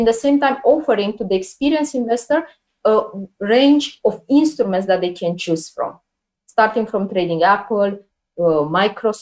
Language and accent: English; Bucharest, Romania; moved away as an adult; now in Abu Dhabi, United Arab Emirates; Typically, I'm in Abu Dhabi, but now I came to my hometown in Bucharest